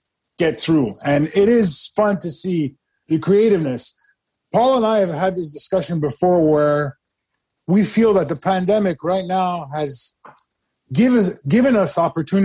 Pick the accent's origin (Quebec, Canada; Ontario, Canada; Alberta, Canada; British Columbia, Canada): Quebec, Canada; Montreal; as a Montrealer